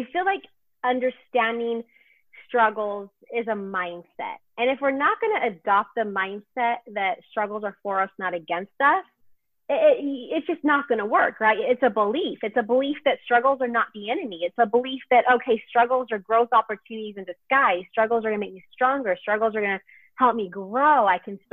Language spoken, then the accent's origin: English; Houston, Texas, United States; I'm from Houston, Texas